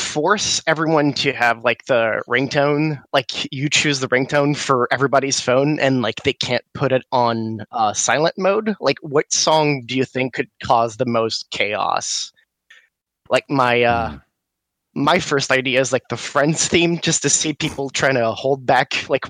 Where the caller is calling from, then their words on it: Quebec, Canada; from Quebec, Canada.